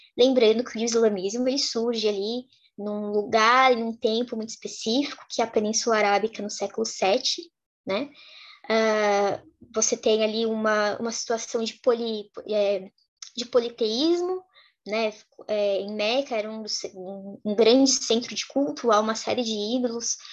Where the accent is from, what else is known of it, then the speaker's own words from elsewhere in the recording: Brazil; also born or lived in Lebanon; enquanto brasileiras a gente conhece essa realidade